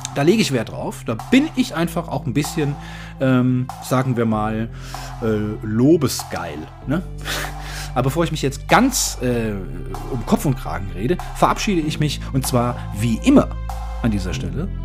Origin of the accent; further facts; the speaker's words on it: Germany; wir als Deutsche